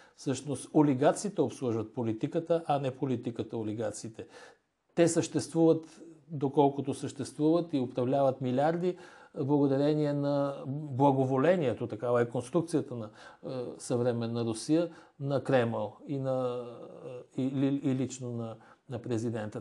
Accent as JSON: {"language": "Bulgarian", "country": "Bulgaria", "said": "аз лично като български гражданин"}